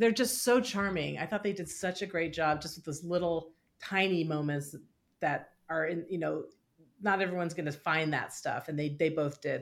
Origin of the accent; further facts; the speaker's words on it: Walnut Creek, California, United States; I grew up in Walnut Creek